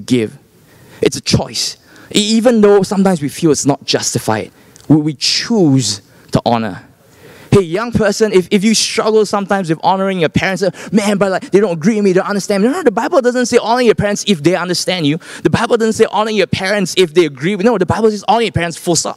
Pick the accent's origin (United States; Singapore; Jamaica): Singapore; I'm from Singapore